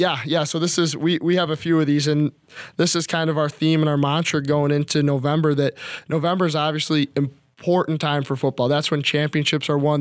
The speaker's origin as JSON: {"language": "English", "town": "Chicago", "region": "Illinois", "country": "United States", "tie": "born or raised there", "moved": "as an adult", "lives_now": "Minnesota, United States", "said": "growing up in Chicago"}